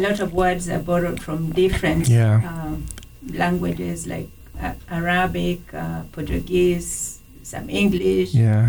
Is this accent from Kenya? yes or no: yes; Rift Valley, Kenya; first language Kalenjin; English is a second language; moved away as an adult; also born or lived in Metkei; now in St. Louis, United States; I grew up speaking Kalenjin.